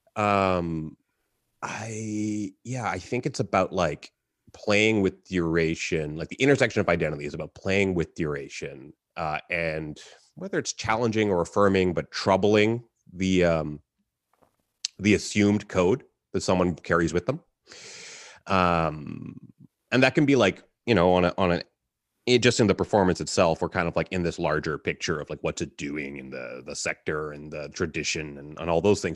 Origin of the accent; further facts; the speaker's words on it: Halifax, Nova Scotia, Canada; I grew up in Halifax